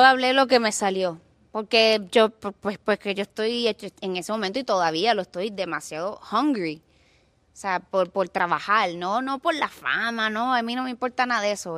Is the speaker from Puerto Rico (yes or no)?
yes; Puerto Rico; also born or lived in Los Angeles; now in Miami, United States; sufrí mucho en, mi pueblo